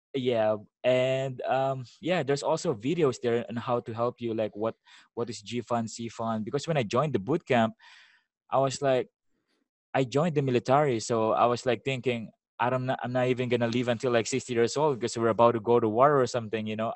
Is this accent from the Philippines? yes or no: yes; Philippines; also born or lived in Vallejo, California, United States; now in Sasebo, Japan; I'm from the Philippines, right? So when I went to America, it's been like only a year